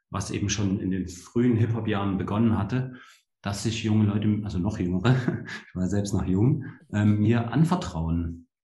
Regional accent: Leipzig, Saxony, Germany; Also sage ich, ähm, bin in Leipzig aufgewachsen, ja, also in der der ehemaligen DDR habe ich meine, meine Kindheit verbracht

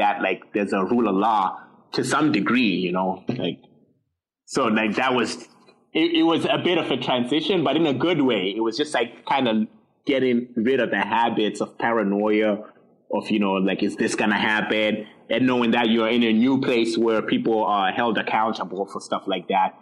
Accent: Zimbabwe; English is a second language; now in Canada

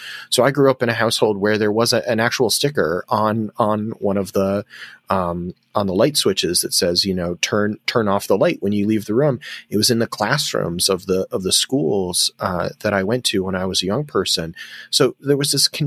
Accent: United States; As an American

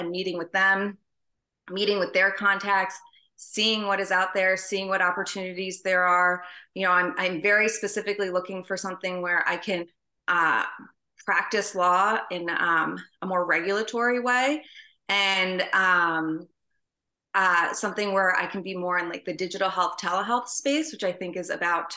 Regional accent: Rockville, Maryland, United States; I grew up in Rockville, Maryland, so right outside of DC.

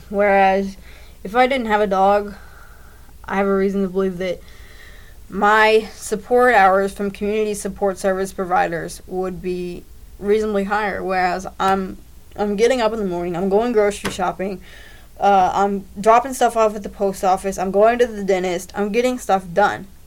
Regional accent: Greater Louisville area, Southern Indiana, United States; raised uh, Southern Indiana, Greater Louisville area.

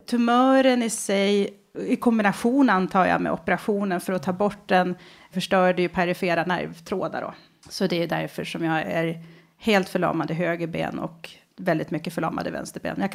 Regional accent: Västerås, Västmanland, Sweden; Jag kommer från {S3} Västerås från början. Urgurka. När föddes du? 1974.

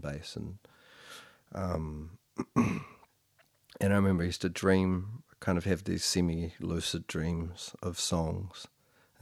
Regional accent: Motueka, Tasman, New Zealand; I was born in Motueka

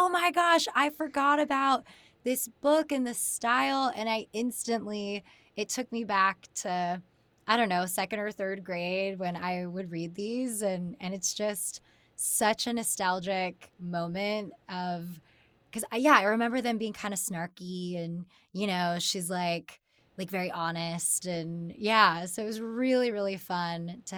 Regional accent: Central California, United States; I'm from Central California originally

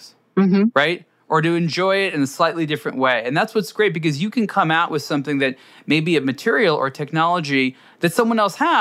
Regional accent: Los Angeles, California, United States; where I grew up here in Los Angeles

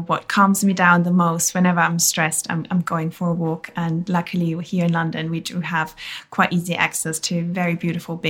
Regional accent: Bavarian countryside, Germany; now in United Kingdom; Growing up in Germany, I grew up in a very rural area

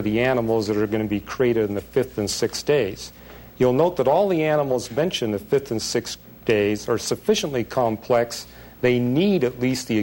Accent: British Columbia, Canada; where I was raised in British Columbia

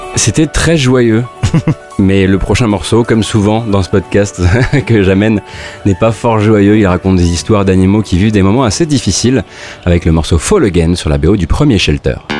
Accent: Moselle, Grand Est, France; je viens de Moselle

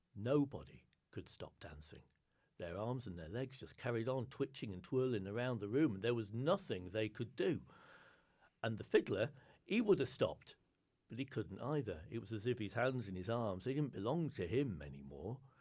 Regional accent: Lake District, North West England, United Kingdom; moved away; I grew up in the Lake District in the north of England

